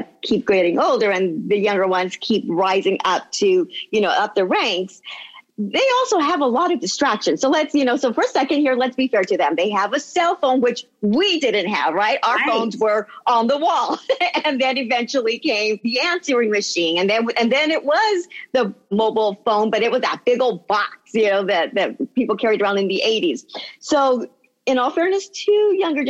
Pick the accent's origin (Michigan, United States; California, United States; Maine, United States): California, United States; Los Angeles; also born or lived in Pico Rivera; I am born and raised Angeleno. So I was born in Los Angeles, and then my family got a home in Pico Rivera